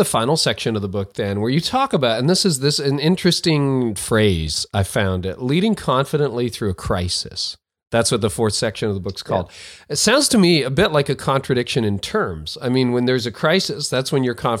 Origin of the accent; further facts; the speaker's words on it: Canada; I'm a Canadian